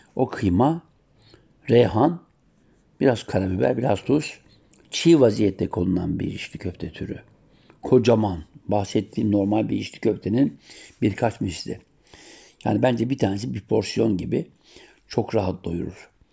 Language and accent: Turkish; Siirt Province, Turkey; Sir doğumluyum